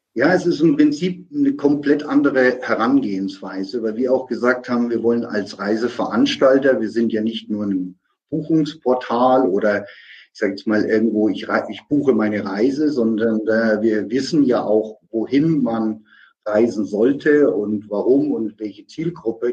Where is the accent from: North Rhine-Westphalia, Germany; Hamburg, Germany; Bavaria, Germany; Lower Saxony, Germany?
Bavaria, Germany; Nuremberg; aus meiner Heimatstadt äh, Nürnberg-Fürth